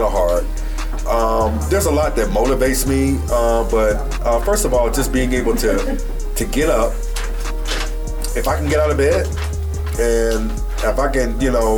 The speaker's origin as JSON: {"language": "English", "town": "Chicago", "region": "Illinois", "country": "United States", "tie": "born or raised there", "also_born_or_lived": "Peoria, Illinois", "said": "Moved to Chicago, Southside. Come from the project, CHA, Chicago Housing Authority"}